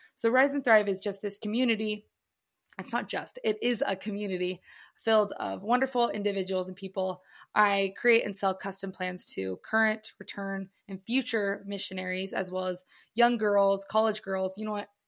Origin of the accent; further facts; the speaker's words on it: Provo, Utah, United States; I am born and raised in Provo, Utah.